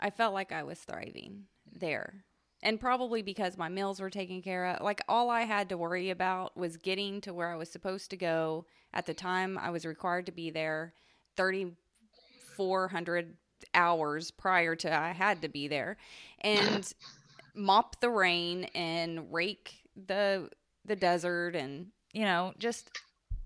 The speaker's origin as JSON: {"language": "English", "region": "Southeast Texas", "country": "United States", "tie": "born or raised there", "said": "growing up in Southeast Texas"}